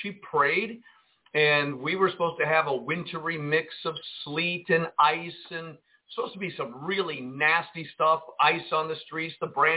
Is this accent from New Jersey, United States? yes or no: yes; Jersey City, New Jersey, United States; now in Arkansas, United States; I grew up in Jersey City, New Jersey, and I've seen a lot of snow in my lifetime